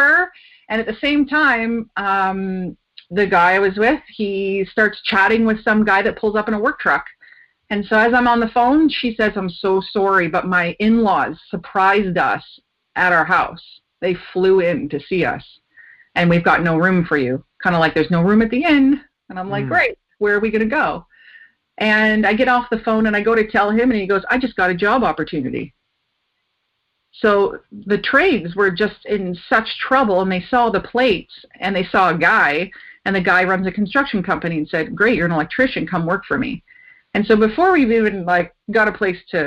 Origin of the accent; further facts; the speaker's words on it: Ontario, Canada; moved away as an adult; also born or lived in Japan; now in British Columbia, Canada; I grew up in Ontario